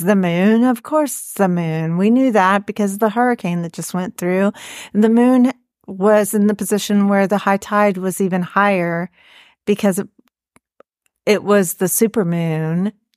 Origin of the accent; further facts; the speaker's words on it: Florida, United States; moved away; I grew up in Florida